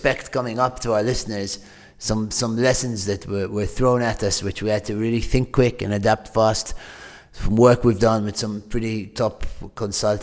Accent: Malta; moved away as an adult; also born or lived in Manchester, United Kingdom; I grew up in Malta, but when I was 18, I finished school, went to study at the University of Manchester

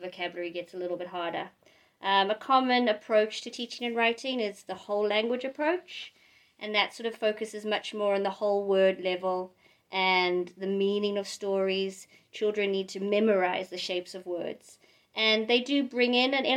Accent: South Africa; moved away as an adult; also born or lived in London, United Kingdom; now in Asker, Norway; I'm originally from South Africa, and I moved to England when I was 18

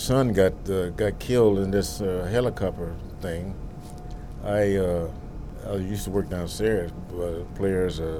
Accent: Dallas, Texas, United States; also born or lived in Northern California; now in Los Angeles, United States; I'm from Dallas, Texas

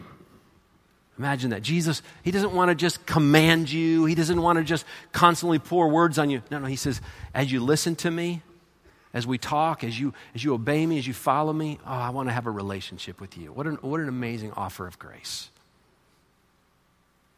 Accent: Michigan, United States; moved away; I'm from Michigan. My parents are from Michigan.

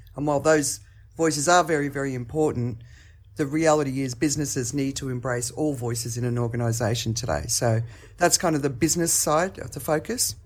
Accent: Australia; accent: Australian; now in Phuket, Thailand; I'm in Phuket, Thailand, but my accent is Australian

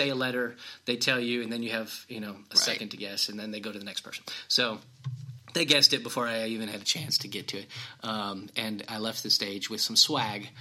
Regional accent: Illinois, United States; I'm from Illinois.

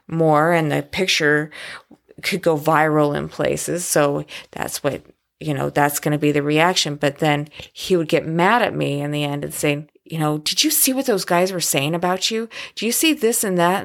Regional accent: Oregon, United States; also born or lived in Florida; I was born in Florida, and I'm a Navy brat, and I'm the second oldest of six kids. We, I, that grew up in Oregon.

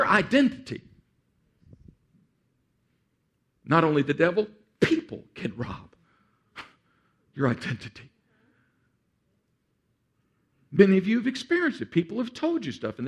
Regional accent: Texas, United States; I'm from Texas

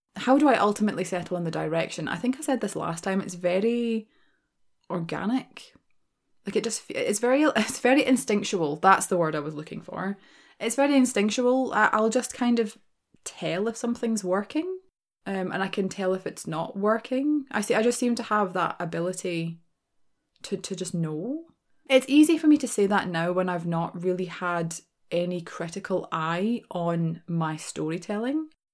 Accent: Glasgow, Scotland, United Kingdom; accent: Glaswegian; I am a born and raised Glaswegian, right? That's my accent.

